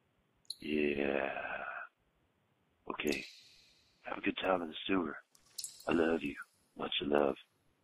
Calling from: Kilgore, Texas, United States; I'm calling from Kilgore, Texas. A little town close to the Sabine River in East Texas.

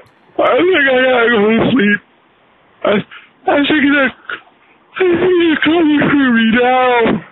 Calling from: Utah, United States; Well, I'm calling you from Utah.

